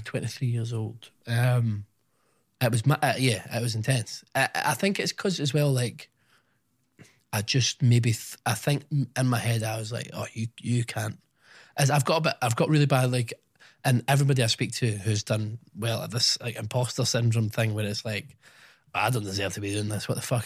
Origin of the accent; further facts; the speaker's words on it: Scotland, United Kingdom; I don't know if it's my upbringing in Scotland or just being Scottish